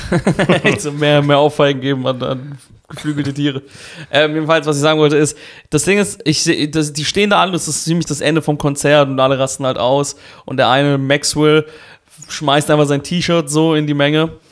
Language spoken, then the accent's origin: German; Karlsruhe, Baden-Württemberg, Germany; ich bin ja in Karlsruhe aufgewachsen